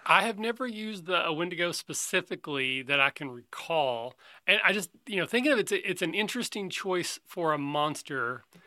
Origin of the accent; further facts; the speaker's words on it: Kentucky, United States; I'm from Kentucky